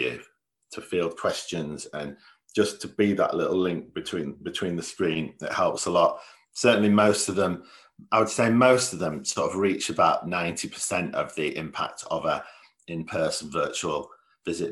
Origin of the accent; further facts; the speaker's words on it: Leeds, Yorkshire and the Humber, United Kingdom; I'm from Leeds.